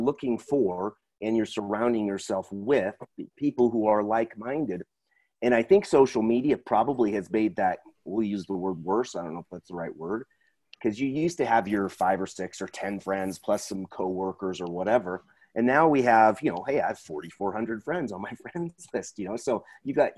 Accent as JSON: {"language": "English", "town": "Portland", "region": "Oregon", "country": "United States", "tie": "born or raised there", "said": "I grew up in Portland, so there's a lot of people on the way, way left"}